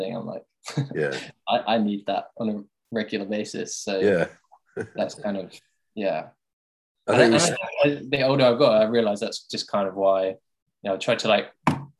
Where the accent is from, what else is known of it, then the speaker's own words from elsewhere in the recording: Tunbridge Wells, South East England, United Kingdom; my hometown is Tunbridge Wells